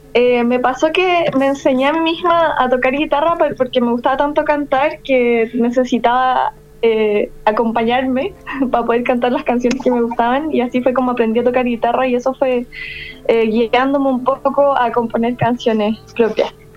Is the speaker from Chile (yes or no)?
yes; La Serena, Coquimbo, Chile; moved away as an adult; also born or lived in Valparaíso Region; now in Santiago, Chile; soy de la quinta región originalmente, pero ya de niña eh, mi familia se fue a vivir un poco más al norte, que es la ciudad de La Serena